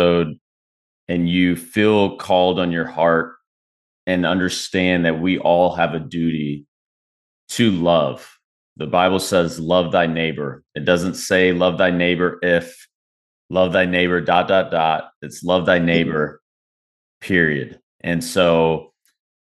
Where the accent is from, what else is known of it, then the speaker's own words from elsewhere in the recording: Texas, United States; now in Carolinas, United States; I'm from Texas